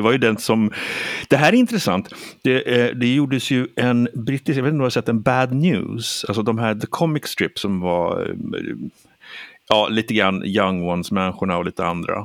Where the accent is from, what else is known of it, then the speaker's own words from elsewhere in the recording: Sweden; jag är svensk